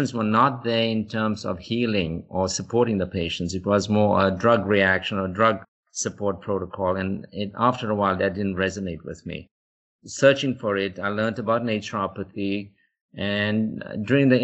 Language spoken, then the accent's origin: English; South Africa; moved away as an adult; now in United States; back in South Africa, you know, we were dealing with illness of poverty